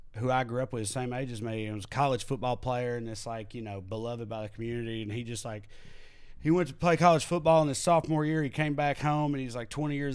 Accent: the South, United States; born or raised there; moved away as an adult

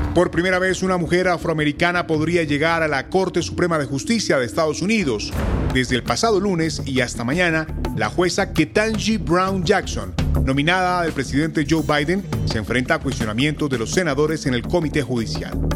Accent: Nicaragua

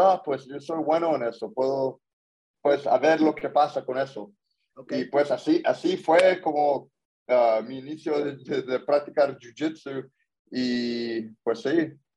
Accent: Corona, California, United States; yo nací ya en Corona, California

